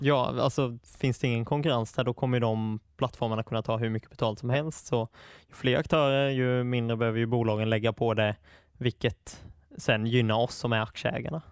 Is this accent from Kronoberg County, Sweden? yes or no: yes; Attsjö, Kronoberg County, Sweden; moved away as an adult; now in Stockholm, Sweden; Attsjö, där jag är uppvuxen